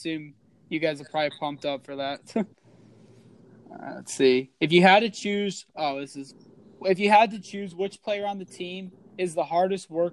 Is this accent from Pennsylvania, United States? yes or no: no; Florida, United States; now in Michigan, United States; I'm from Florida